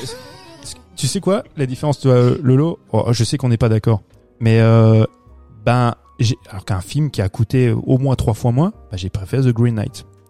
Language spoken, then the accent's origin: French; France; chez nous en France